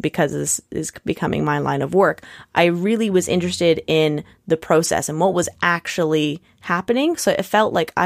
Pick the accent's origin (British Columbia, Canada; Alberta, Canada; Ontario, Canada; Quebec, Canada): British Columbia, Canada; Nanaimo; now in Victoria, Canada; I grew up in Nanaimo, but now live in Victoria